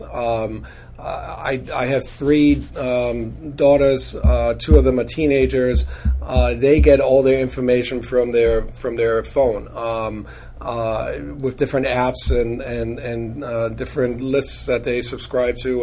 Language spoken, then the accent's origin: English; Munich, Bavaria, Germany; now in United States; born and raised in in Munich, Germany, in in the 70s and the 80s.